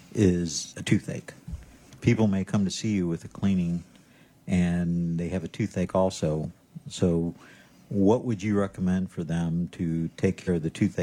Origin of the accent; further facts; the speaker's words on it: Missouri, United States; But I'm from Missouri, so I'm going to have to see some studies on that and see if it's actually good or not